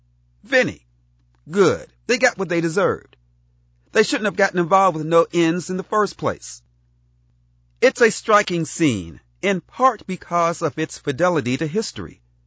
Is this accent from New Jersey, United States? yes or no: yes; New Jersey, United States; I grew up in South Jersey, where you could no more extract the Italian-American influence from my formative years than you could separate salt from saline.